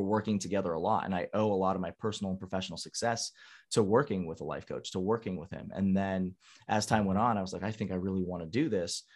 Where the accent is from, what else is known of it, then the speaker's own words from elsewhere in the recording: San Diego, California, United States; born and raised in San Diego